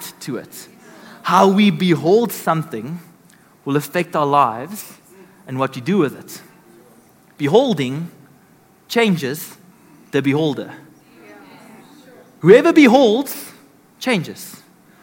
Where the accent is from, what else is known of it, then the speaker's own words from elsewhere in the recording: Benoni, Gauteng, South Africa; I'm from Benoni